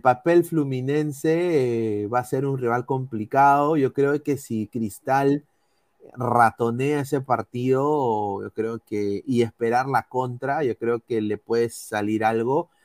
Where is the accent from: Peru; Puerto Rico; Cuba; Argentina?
Peru; Yo como peruano